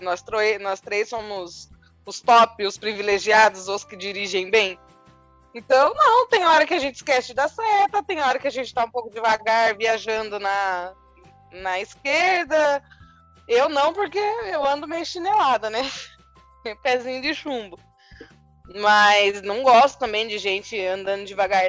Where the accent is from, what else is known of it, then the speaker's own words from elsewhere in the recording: Sorocaba, São Paulo, Brazil; also born or lived in Votorantim; eu sempre morei aqui, sempre Votorantim, Sorocaba, que é basicamente uma coisa só.